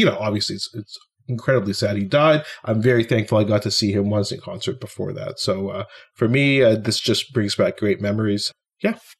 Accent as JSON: {"language": "English", "town": "Ottawa", "region": "Ontario", "country": "Canada", "tie": "born or raised there", "said": "my hometown of Ottawa"}